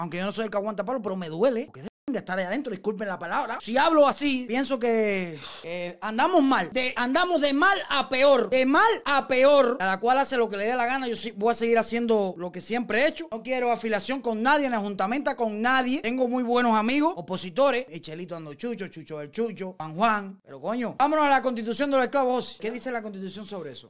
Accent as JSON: {"language": "Spanish", "country": "Cuba", "tie": "born or raised there", "moved": "yes", "said": "yo nací en Cuba"}